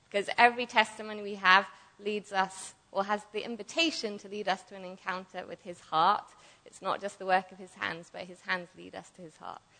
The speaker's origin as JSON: {"language": "English", "area": "Buckinghamshire", "region": "South East England", "country": "United Kingdom", "moved": "yes", "said": "I'm from England, Buckinghamshire"}